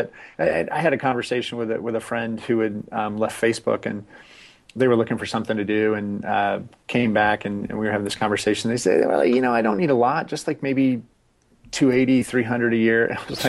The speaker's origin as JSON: {"language": "English", "region": "Scotland", "country": "United Kingdom", "said": "Okay. Hey, that's racist. I'm Scottish."}